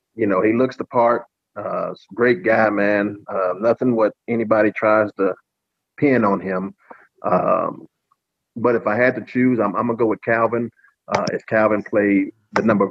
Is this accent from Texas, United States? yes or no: yes; Texas, United States; also born or lived in Detroit; I'm a youth football coach here in my hometown here